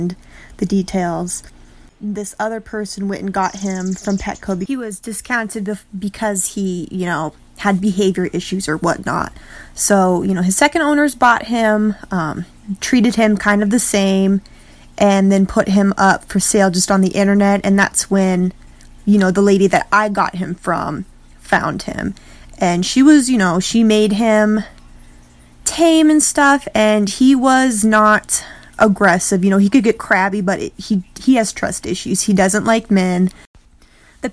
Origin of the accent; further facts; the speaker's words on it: Whitewood, South Dakota, United States; I'm from Whitewood, South Dakota, which is in the United States